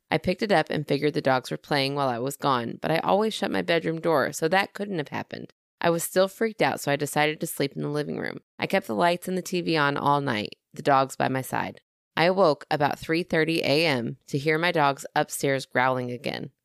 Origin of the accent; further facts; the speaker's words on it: Southern, United States; accent: Southern; my Southern accent.